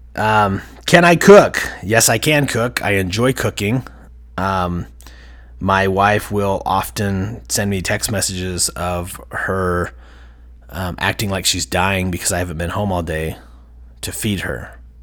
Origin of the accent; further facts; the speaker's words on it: Heber City, Utah, United States; I grew up in Heber Valley, Heber City, Utah